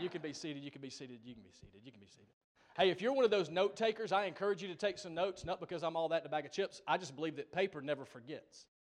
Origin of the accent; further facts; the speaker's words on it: Gainesville, Georgia, United States; also born or lived in Dawsonville, Georgia; that's my hometown, Dawsonville, Gainesville, Georgia area, north of Atlanta.